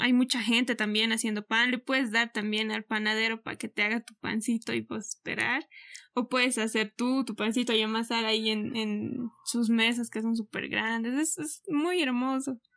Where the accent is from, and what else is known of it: Bolivia